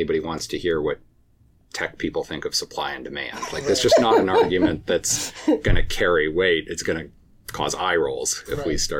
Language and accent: English; California, United States; moved away as an adult; now in Washington, United States; I grew up in California, but very purposely moved to Washington instead of California